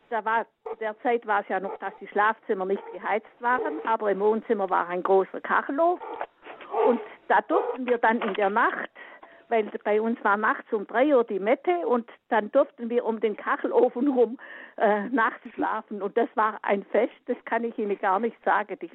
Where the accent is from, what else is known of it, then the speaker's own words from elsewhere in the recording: Allgäu, Bavaria, Germany; aus dem Allgäu. Ich bin als Kind auf dem Bauernhof aufgewachsen